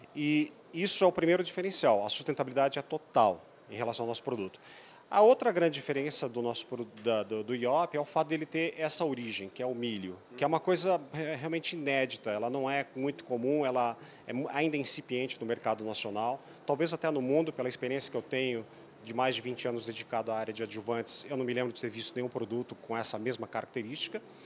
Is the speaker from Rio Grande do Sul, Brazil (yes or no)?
yes; Erechim, Rio Grande do Sul, Brazil; Eu sou lá do norte do sul, de Erechim, na verdade, próximo de Passo Fundo.